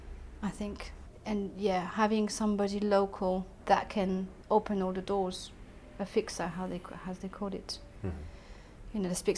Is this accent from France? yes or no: yes; France; now in United Kingdom; I'm not British. I'm French.